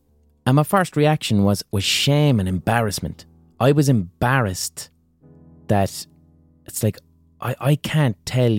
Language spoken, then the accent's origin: English; Limerick, Munster, Ireland; as someone from Limerick